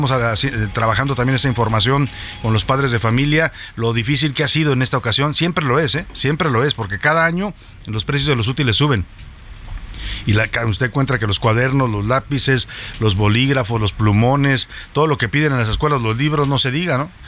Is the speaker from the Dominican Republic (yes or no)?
no; Mexico; hay que unirnos así dentro de nuestras diferencias somos mexicanos todos